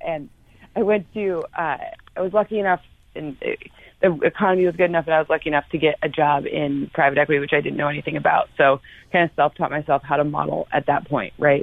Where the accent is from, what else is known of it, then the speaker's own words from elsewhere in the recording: Midwest, United States; now in Los Angeles, United States; I live at the beach because that's what people from the Midwest do when they move to California.